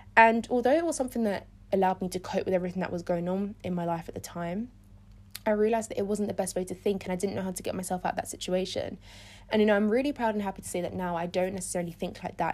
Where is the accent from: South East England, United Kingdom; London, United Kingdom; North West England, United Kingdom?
London, United Kingdom; I was born in London. I've grown up in London my whole life